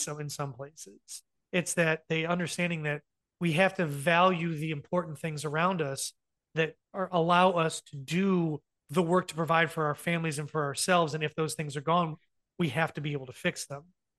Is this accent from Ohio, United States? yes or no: yes; Ohio, United States; everything that I grew up with in Ohio, especially the farmer side